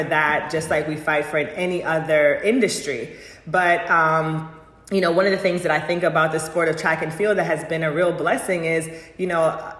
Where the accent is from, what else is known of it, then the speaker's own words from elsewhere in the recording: Jamaica; moved away; I am a Jamaican girl